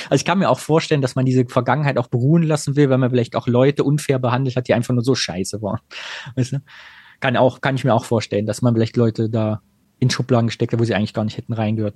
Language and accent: German; Greußen, Thuringia, Germany; mein Vater erzählt die Geschichte immer, dass er bei uns in Greußen mal in der Fleischerei war